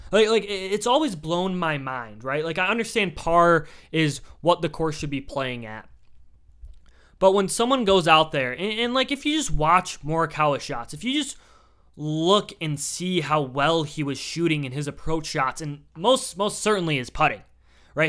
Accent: Michigan, United States; I'm just from Michigan.

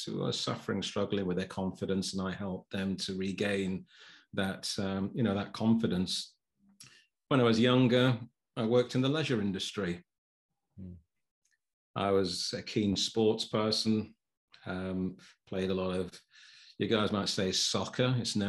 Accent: Sheffield, Yorkshire and the Humber, United Kingdom; now in Chesterfield, United Kingdom; I've been here for about 7 years. I'm originally from Sheffield. People might not be able to know from my accent. Some people say I've got a little bit of a Southern or a London accent.

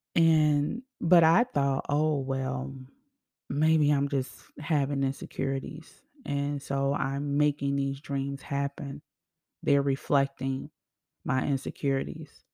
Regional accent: Chicago, Illinois, United States; moved away as an adult; also born or lived in Arizona; Me in Arizona, away from my home state, home city, Chicago

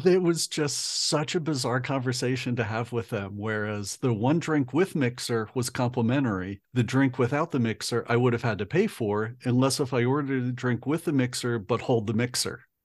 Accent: United States; being an American

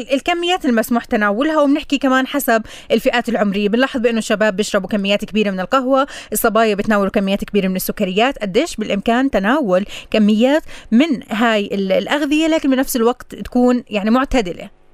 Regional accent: Palestine

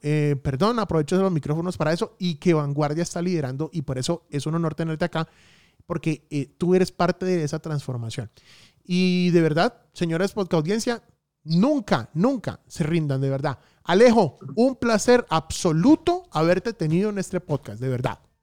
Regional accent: Santander, Colombia; also born or lived in Bucaramanga; now in Medellín, Colombia; mi tierrita santanderiana

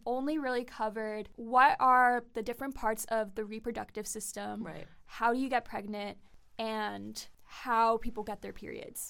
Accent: New York City, New York, United States; I come from Queens, New York

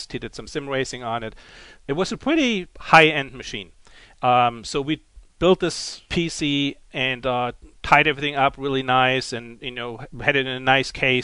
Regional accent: Germany; accent: German; English is a second language; moved away; my German accent

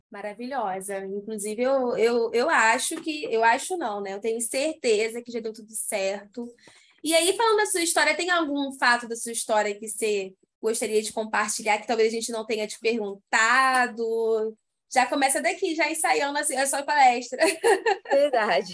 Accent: Rio de Janeiro, Brazil; eu sou do Rio

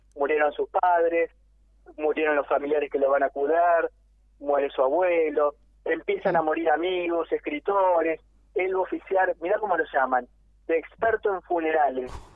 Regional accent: Argentina; yo nací acá y yo soy argentino

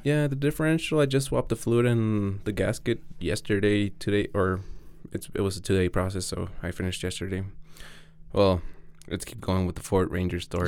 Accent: Mexico; English is a second language; also born or lived in Arizona / Colorado; now in Denver, United States; I'm a kid from Mexican parents that was born in Arizona and raised in Mexico.

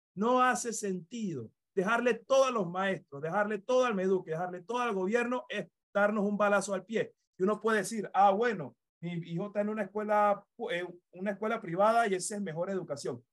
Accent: Panama; como panameños y panameñas

